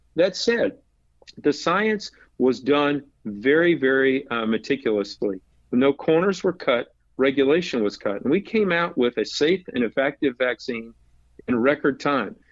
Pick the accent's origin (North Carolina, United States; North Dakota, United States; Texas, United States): North Carolina, United States; Raleigh; when I grew up in Raleigh